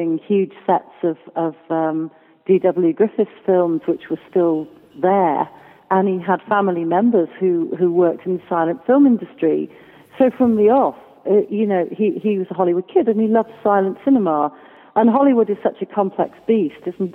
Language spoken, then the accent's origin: English; Wales, United Kingdom; a Welsh woman